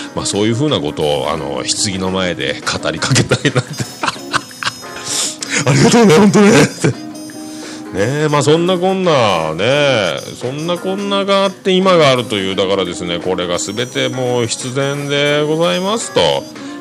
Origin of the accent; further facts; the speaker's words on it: Fukuoka, Japan; accent: Hakata dialect; also born or lived in Nagasaki; 長崎からの小学校1年生の時にやってきたんで、まあ、ネイティブじゃないところもある